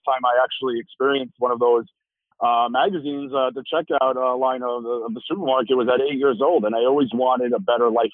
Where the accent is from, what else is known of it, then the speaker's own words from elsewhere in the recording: New York City, New York, United States; growing up in Brooklyn, New York